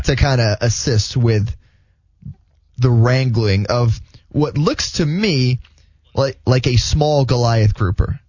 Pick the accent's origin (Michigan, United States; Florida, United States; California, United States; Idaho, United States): Florida, United States; South; now in Jacksonville, United States; I grew up in South Florida